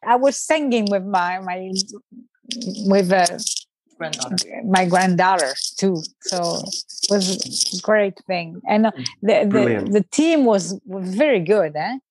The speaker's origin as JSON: {"language": "English", "country": "France", "tie": "born or raised there", "second_language": "English", "moved": "yes", "said": "I grew up in France"}